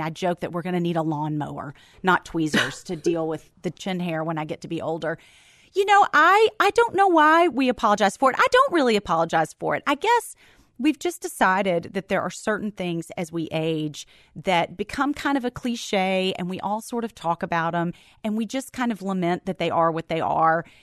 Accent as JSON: {"language": "English", "town": "Memphis", "region": "Tennessee", "country": "United States", "tie": "born or raised there", "moved": "as an adult"}